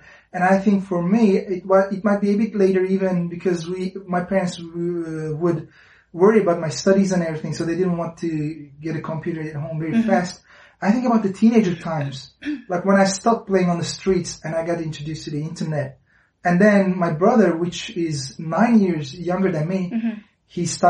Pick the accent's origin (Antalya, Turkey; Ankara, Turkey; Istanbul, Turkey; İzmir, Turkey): Istanbul, Turkey; English is a second language; moved away as an adult; now in China; I was born in Istanbul. Yeah. Yeah. But not originally Istanbul family necessarily.